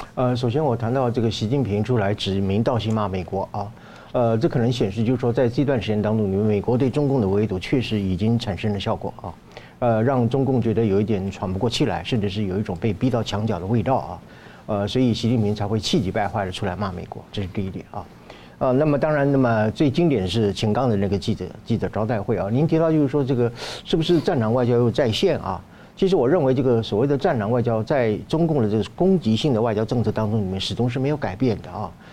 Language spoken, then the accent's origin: Chinese; Taiwan; 我作为一个台湾人，我没事，我去大安森林公园